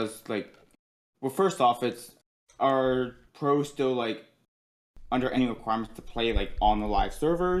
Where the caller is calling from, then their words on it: Seattle, Washington, United States; I'm calling from Seattle area.